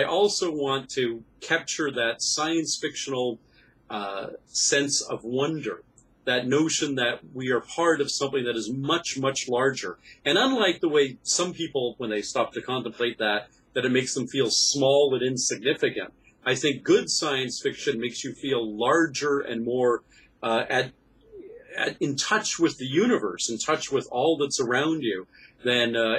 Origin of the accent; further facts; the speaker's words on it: Canada; I'm a Canadian science fiction writer